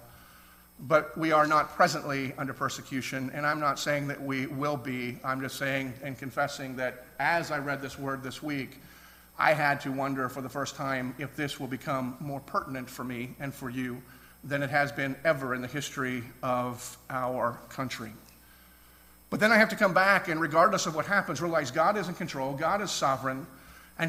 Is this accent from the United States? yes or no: yes; United States; we as American Christians